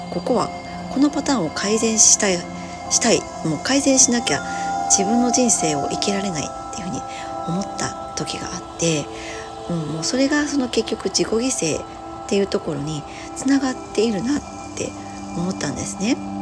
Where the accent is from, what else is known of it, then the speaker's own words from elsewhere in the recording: Hiroshima, Japan; 私は広島の生まれなので